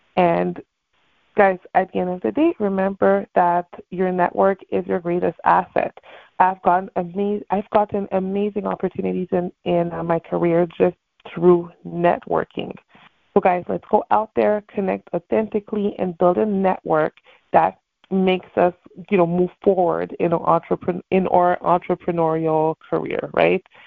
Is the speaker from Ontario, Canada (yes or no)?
no; Montreal, Quebec, Canada; now in Miami, United States; I am from Montreal, Canada